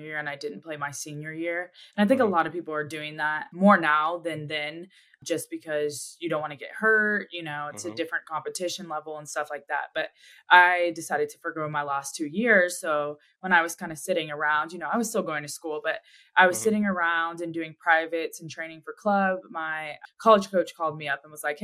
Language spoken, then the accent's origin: English; Magnolia, Texas, United States; moved away as an adult; now in Dallas, United States; I'm originally from Magnolia, Texas. It's just a little suburb in Houston, Texas